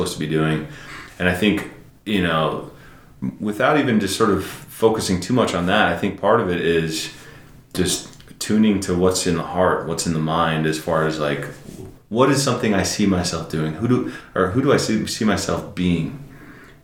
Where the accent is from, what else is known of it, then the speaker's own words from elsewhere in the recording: San Francisco, California, United States; I'm from San Francisco